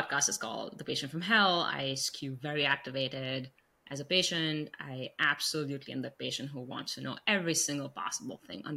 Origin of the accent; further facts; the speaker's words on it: India; now in United States; I grew up in India, in Asian cultures